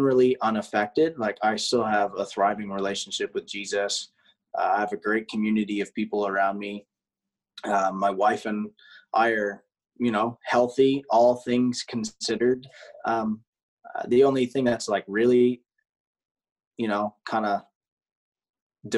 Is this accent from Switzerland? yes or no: no; Canada; now in United States; as a Canadian living in the U.S.